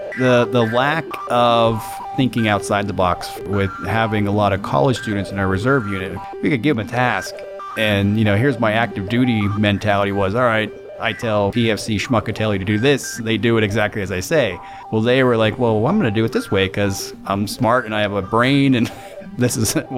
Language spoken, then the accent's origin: English; Freeport, Pennsylvania, United States; Freeport, Pennsylvania.